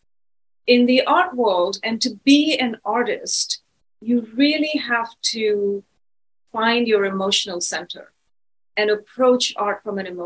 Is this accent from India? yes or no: yes; New Delhi, Delhi, India; also born or lived in London, United Kingdom / Los Angeles, United States; now in San Francisco, United States; I'm originally from India. I was born there.